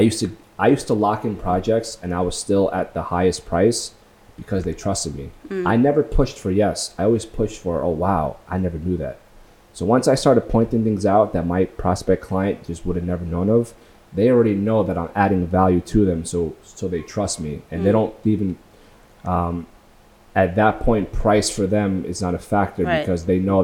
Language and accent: English; Long Beach, California, United States; I went back to my hometown, Long Beach, just to watch the sunrise